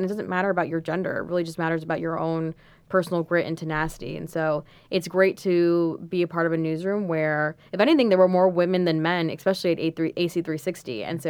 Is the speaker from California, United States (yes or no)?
no; New York, United States; I am so grateful to be here, especially as a New Yorker or just as someone who's dreamed of going to, you know, world-class business school.